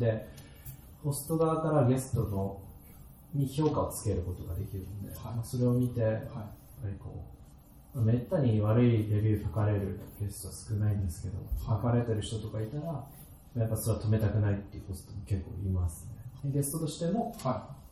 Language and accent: Japanese; Isahaya, Nagasaki, Japan; 出身は長崎ずっと長崎の地元の諫早市垂水町っていうとこなんですけど